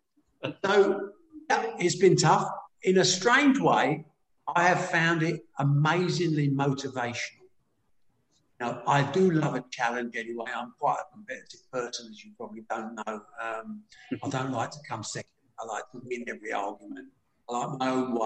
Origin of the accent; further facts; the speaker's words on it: United Kingdom; we're British